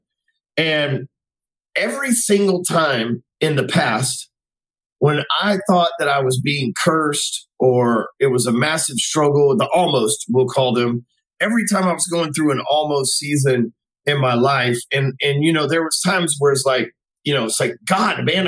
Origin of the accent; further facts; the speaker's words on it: Dallas, Texas, United States; I grew up in Dallas, Texas my whole life, still live here.